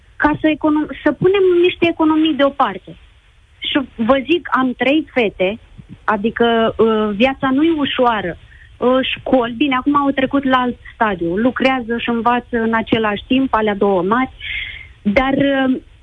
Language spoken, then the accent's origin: Romanian; Romania; moved away as an adult; now in Spain; Eu vă sun din Spania. Vorbesc uh, ca și româncă